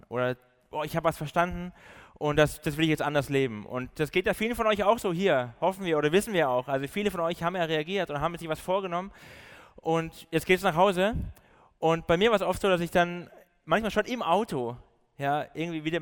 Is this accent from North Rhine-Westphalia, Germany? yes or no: no; Baden-Württemberg, Germany; accent: Swabian; ich komme so aus dem Süden, bin eigentlich ein Schwabe, aber habe mir das Schwäbisch.